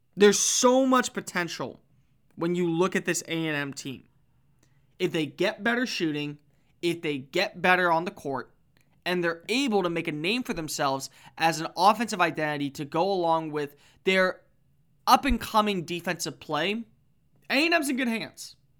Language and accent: English; Texas, United States; growing up in Texas